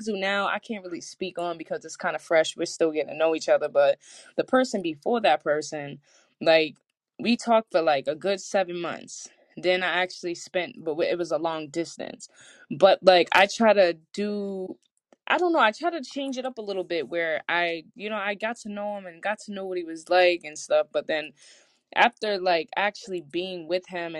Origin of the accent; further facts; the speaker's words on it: New England, United States; I'm from New England